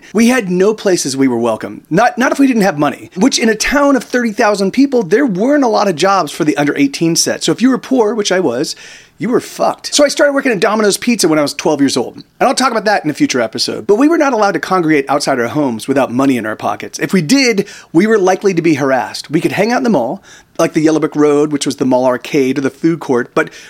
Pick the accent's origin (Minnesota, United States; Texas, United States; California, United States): California, United States; Palm Desert; my hometown of Palm Desert.